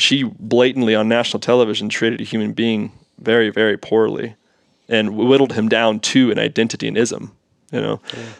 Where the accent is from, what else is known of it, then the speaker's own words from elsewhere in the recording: United States; because I like American tennis and I'm an American